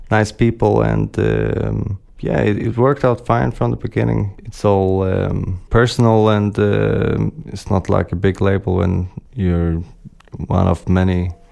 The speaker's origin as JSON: {"language": "English", "country": "Sweden", "also_born_or_lived": "London / Holland", "second_language": "English", "moved": "yes", "lives_now": "Copenhagen, Denmark", "said": "Yeah, but I'm from Sweden originally, yeah. Uh, and yeah, I've also been living in, in London and Holland"}